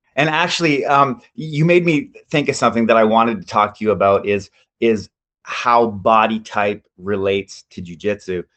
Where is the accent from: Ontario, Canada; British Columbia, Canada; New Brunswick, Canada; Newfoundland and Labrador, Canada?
Ontario, Canada; London; also born or lived in South Korea; I'm from London, Ontario, Canada